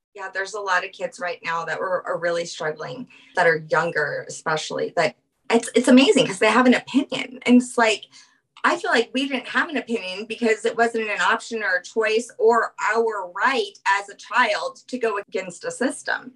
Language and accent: English; New Orleans, Louisiana, United States; I'm from New Orleans